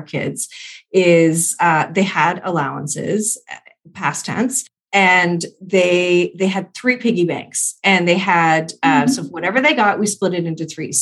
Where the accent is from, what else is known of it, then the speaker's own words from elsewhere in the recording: Canada; I'm Canadian